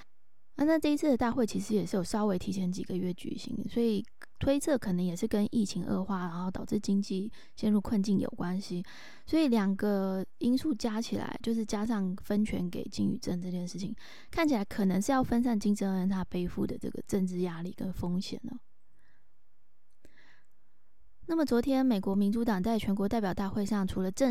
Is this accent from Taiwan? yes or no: yes; Taiwan; 这个新的三指手势就是我们台湾人比的八的这个动作